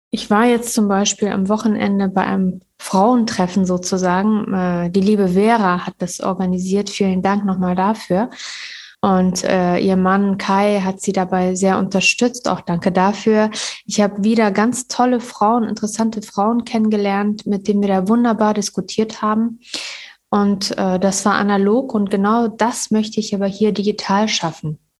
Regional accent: Kabul, Afghanistan; now in Münster, Germany; Ich bin 1980 mit meiner Familie aus Kabul nach Münster geflüchtet und habe sehr schöne Erinnerungen und äh, Erfahrungen gemacht

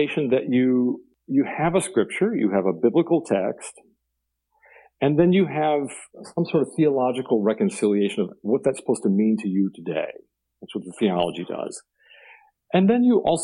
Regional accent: Blue Ridge Mountains of Virginia, United States; I grew up in near the Blue Ridge Mountains of Virginia

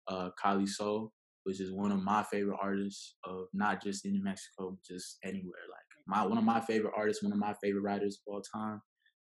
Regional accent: Okinawa, Japan; born there; so my mom was pregnant with me when they were stationed out there. So I was born in Okinawa.

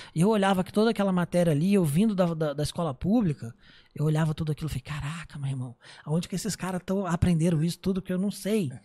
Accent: Miguel Pereira, Rio de Janeiro, Brazil; also born or lived in Niterói; era no interior do Rio, era uma cidade chamada Miguel Pereira.

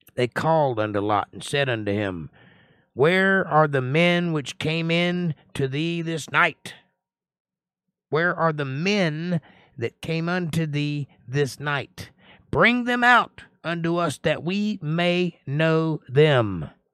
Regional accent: Georgia, United States; I'm from Georgia

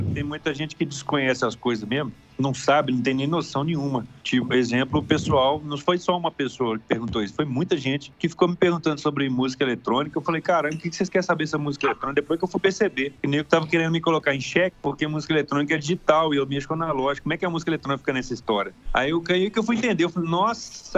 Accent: Brazil; eu sou brazuca

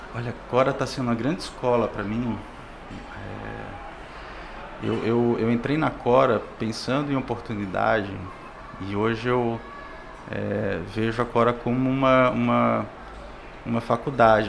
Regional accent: Pernambuco, Brazil; also born or lived in Natal / João Pessoa / Espírito Santo; now in Fortaleza, Brazil; Eu, eu sou pernambucano, morei em Natal, morei em João Pessoa, no Espírito Santo

